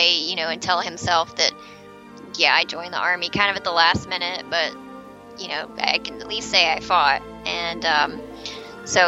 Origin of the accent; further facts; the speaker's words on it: the South, United States; I live in the South and I'm a Southerner